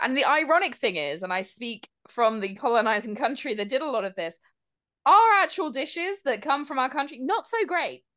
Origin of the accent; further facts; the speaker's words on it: United Kingdom; As a British person